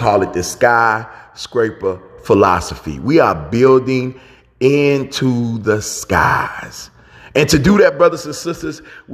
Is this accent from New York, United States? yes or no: no; Chicago, Illinois, United States; my hometown of Chicago